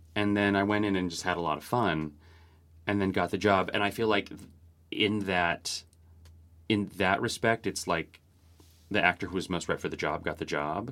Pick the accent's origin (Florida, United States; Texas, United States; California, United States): California, United States; Orange County; born or raised there; now in New York City, United States